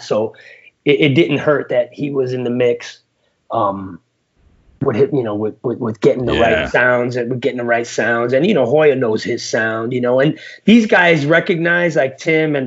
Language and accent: English; Passaic, New Jersey, United States; I was born in Passaic, New Jersey